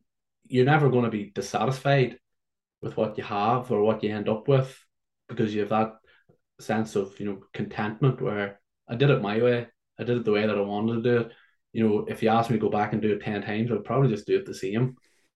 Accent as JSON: {"language": "English", "country": "Ireland", "said": "I come from Ireland to play Gaelic football"}